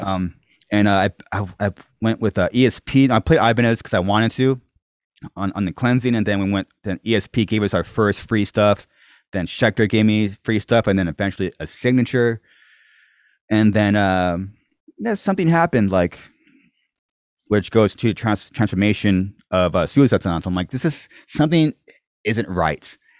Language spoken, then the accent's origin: English; Corona, California, United States; I'm born, raised here